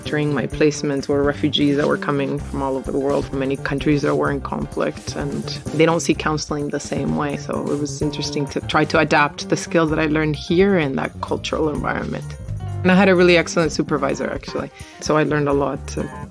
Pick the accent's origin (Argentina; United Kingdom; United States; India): Argentina; also born or lived in Toronto, Canada; now in Canada; I'm originally from Argentina, and I went back after I graduated from university